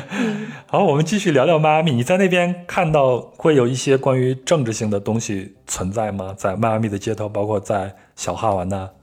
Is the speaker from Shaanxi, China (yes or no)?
no; Henan, China; 我小时候是在河南出生的